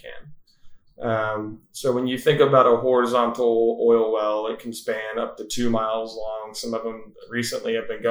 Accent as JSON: {"language": "English", "town": "Wichita Falls", "region": "Texas", "country": "United States", "tie": "born or raised there", "also_born_or_lived": "Fort Worth, Texas", "said": "I was born and raised in Wichita Falls, Texas"}